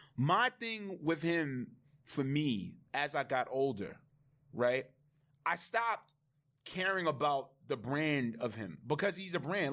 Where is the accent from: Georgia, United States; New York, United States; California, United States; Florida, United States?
New York, United States; New York City; I'm from Laurelton, Queens